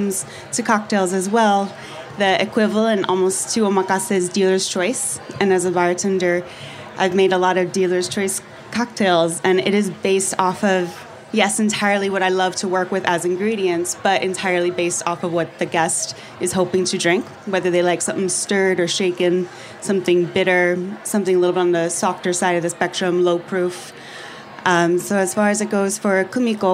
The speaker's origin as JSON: {"language": "English", "country": "Japan", "tie": "born or raised there", "moved": "as an adult", "lives_now": "Chicago, United States", "said": "I grew up in Japan"}